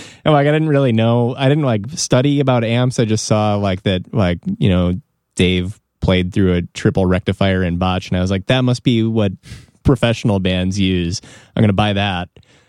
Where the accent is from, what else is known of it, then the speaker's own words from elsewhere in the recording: Evanston, Illinois, United States; I grew up in Evanston, which is like on the border of Chicago.